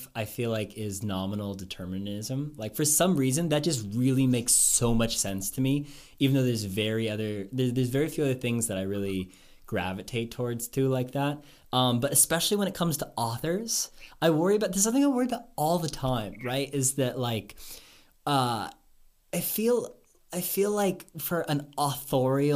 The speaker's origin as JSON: {"language": "English", "town": "Seattle", "region": "Washington", "country": "United States", "tie": "born or raised there", "said": "I was born in Seattle"}